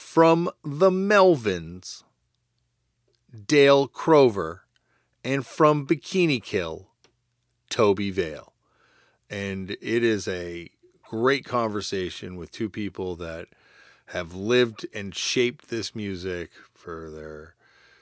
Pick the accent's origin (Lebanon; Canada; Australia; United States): Canada; I say this as a Canadian